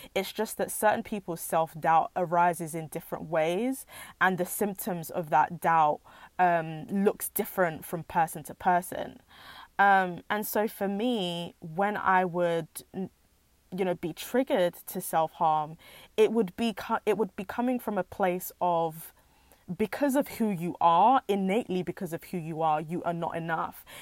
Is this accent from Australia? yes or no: no; United Kingdom; as British Nigerians or second generation immigrants